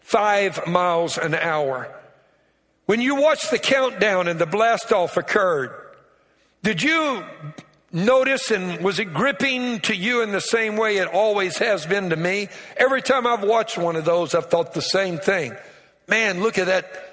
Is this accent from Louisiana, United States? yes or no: yes; Louisiana, United States; I'm from Louisiana. I'm a Cajun